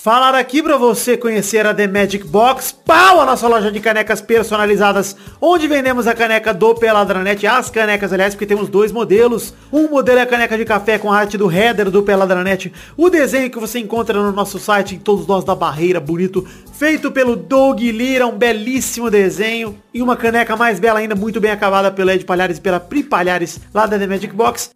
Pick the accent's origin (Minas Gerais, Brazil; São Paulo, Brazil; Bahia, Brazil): São Paulo, Brazil; Araraquara; moved away; lá na minha cidade natal, lá em Araraquara